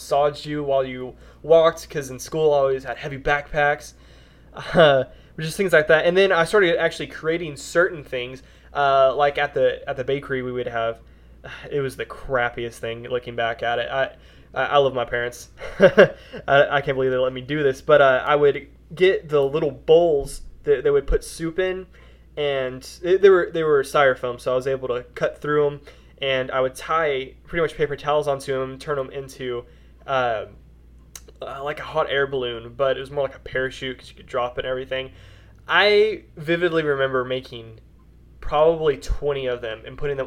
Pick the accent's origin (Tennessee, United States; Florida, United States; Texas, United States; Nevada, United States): Texas, United States; Wichita Falls; also born or lived in Olney, Texas; I pretty much grew up in Wichita Falls, a little bit bigger town here in Texas